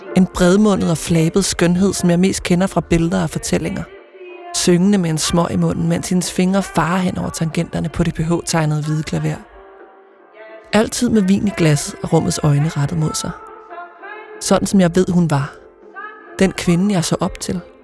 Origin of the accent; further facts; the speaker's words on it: Ølstykke, Zealand, Denmark; det gamle bondehus, hvor jeg voksede op